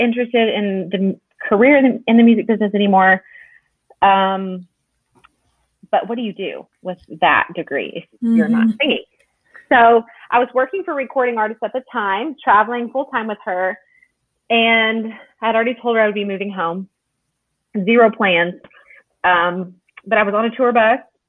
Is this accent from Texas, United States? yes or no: yes; Dallas, Texas, United States; also born or lived in Nashville; I am from the Dallas area. I've been here all of my life, except for 7 years